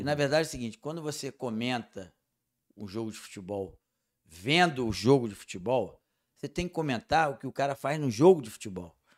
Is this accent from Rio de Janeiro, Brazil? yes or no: yes; Rio de Janeiro, Brazil; eu nasci no Jacarezinho. Eu sou um, um ex-favelado, sei da dificuldade que é nascer no Jacarezinho, sei da dificuldade que é viver numa favela